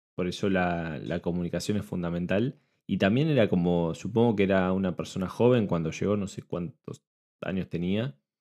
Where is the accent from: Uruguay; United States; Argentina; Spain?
Argentina; yo lo veo como argentino